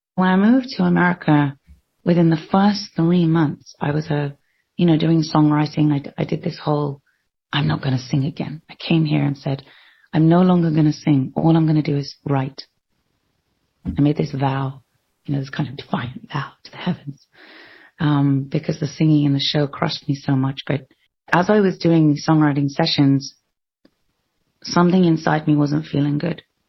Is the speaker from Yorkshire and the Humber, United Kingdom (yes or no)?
no; London, United Kingdom; I was born in London